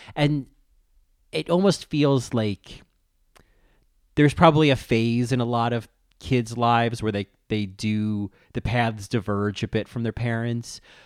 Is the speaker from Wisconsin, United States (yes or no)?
no; New Jersey, United States; accent: New Jersey; my New Jersey accent